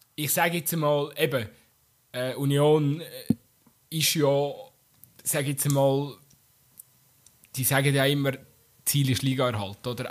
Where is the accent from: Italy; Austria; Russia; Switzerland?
Switzerland; Bern; so als Berner